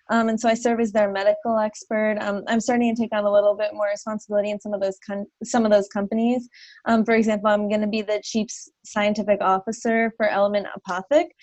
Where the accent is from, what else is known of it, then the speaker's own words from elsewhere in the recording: New Jersey, United States; moved away as an adult; also born or lived in Minnesota / Charleston, South Carolina; I'm originally from New Jersey or from the Northeast in general. Um, and then I did my undergrad out in Minnesota at Carleton College. And then after that, I moved to South Carolina to do my pharmacy training. Um, so I was in Charleston for three years